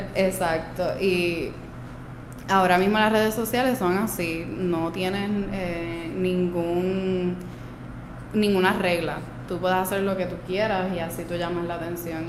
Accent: Aguadilla, Puerto Rico; also born or lived in Peru; yo soy de Aguadilla, yo crecí en Aguadilla, eh, yo nací en Perú

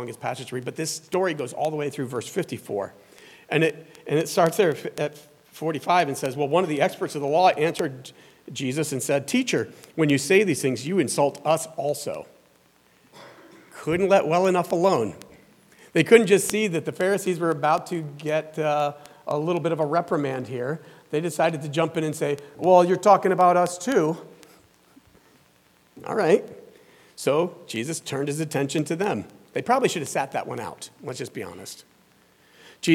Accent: the Bible Belt, the South, United States; moved away; I was raised down in the South, in the Bible Belt

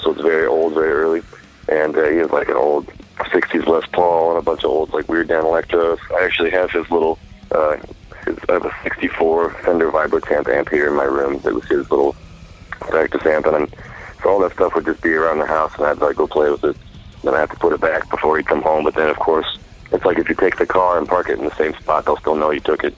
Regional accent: Salem, Oregon, United States; moved away as an adult; also born or lived in Twin Falls, Idaho; now in Colorado, United States; I'm from Salem, Oregon. Um, I lived there from 1987 to 1991, and then I lived in Twin Falls, Idaho from 1991 to 2002, and I moved back to Salem, Oregon from 2002 until 2011

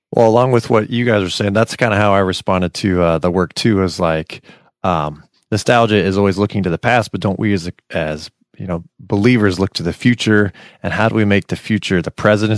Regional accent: Silicon Valley, California, United States; I grew up in Silicon Valley

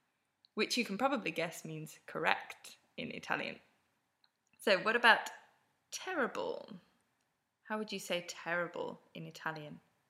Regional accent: England, United Kingdom; moved away as an adult; also born or lived in Ferrara, Italy; now in Milan, Italy; I'm originally from England, but I've been living in Italy since 2008 when I did a year abroad in a little town in the northeast of Italy called Ferrara.

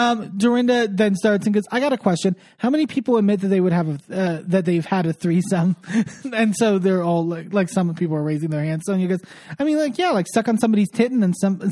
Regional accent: Connecticut, United States; I was like 25 years old, like living in New York and I'm like green as the day is long. Like I'm from Connecticut.

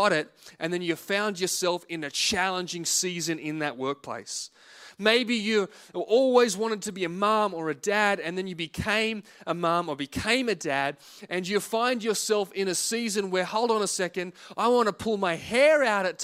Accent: Singleton, New South Wales, Australia; moved away as an adult; now in Penrith, Australia; We moved to South Penrith from the Hunter Valley. I'd always lived in Singleton

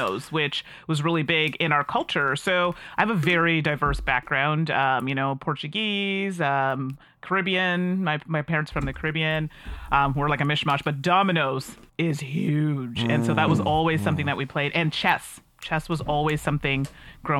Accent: Calgary, Alberta, Canada; now in Ottawa, Canada; I was born and raised in Alberta. So Calgary, Alberta is where I'm

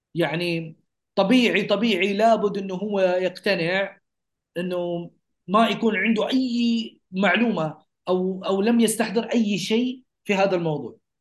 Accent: Saudi Arabia; نحن كسعوديين

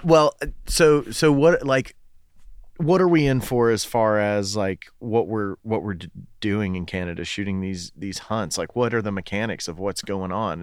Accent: Fort Loudoun Lake, Tennessee, United States; I grew up on Fort Loudon

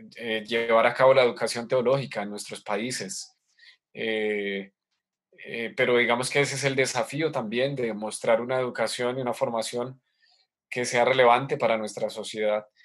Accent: Colombia; soy colombiano

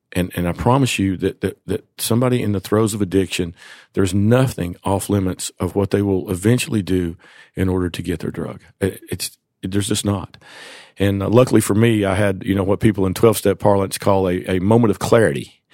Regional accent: Jonesborough, Tennessee, United States; I was born and raised in East Tennessee, a little town called Jonesboro

